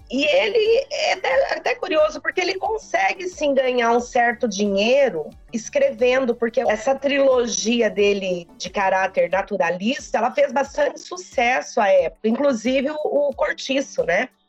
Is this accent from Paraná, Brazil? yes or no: yes; Londrina, Paraná, Brazil; moved away as an adult; now in Acre, Brazil; Eu sou de Londrina, estou aqui no Acre só há dois anos.